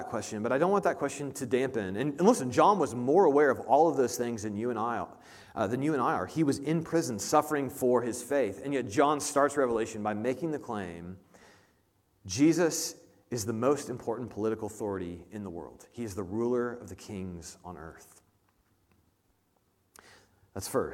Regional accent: Indianapolis, Indiana, United States; moved away; I'm from Indianapolis

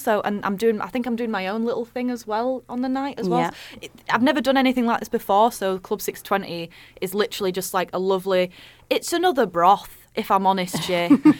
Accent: Wakefield, Yorkshire and the Humber, United Kingdom; also born or lived in Huddersfield; I'm from Wakefield.

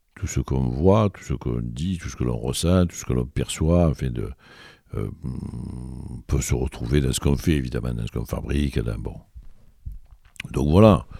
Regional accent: Marseille, Provence-Alpes-Côte d'Azur, France; Je suis germano-arménien, moi. Je suis allemand, Et, et né à l'Estac

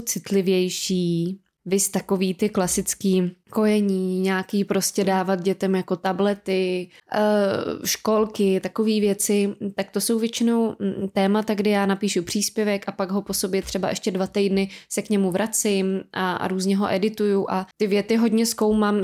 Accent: Czechia; my i jako Češi

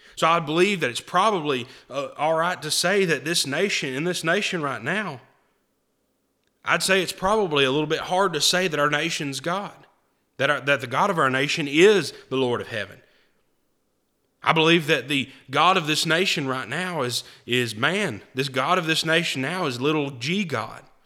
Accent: United States

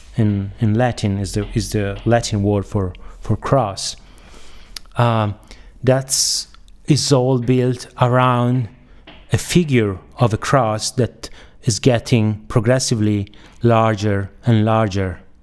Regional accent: Bologna, Emilia-Romagna, Italy; I'm from Bologna

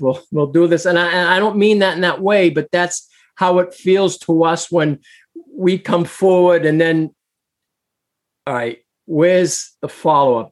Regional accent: Boston, Massachusetts, United States; moved away; also born or lived in New Hampshire; I was born in Boston, but lived in Massachusetts, then moved to New Hampshire

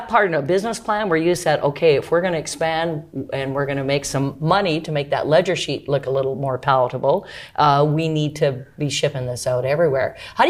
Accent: St. Albert, Alberta, Canada; born or raised there

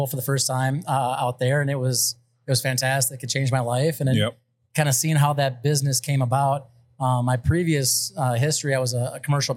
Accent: East Dubuque, Illinois, United States; I grew up in East Dubuque, right across the river

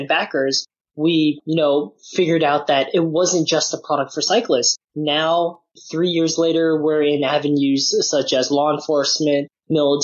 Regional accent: San Francisco, California, United States; also born or lived in Nottingham, United Kingdom; born and raised in San Francisco

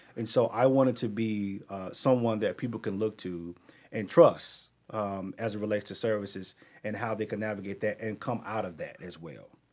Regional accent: Charlotte, North Carolina, United States; I grew up in Charlotte

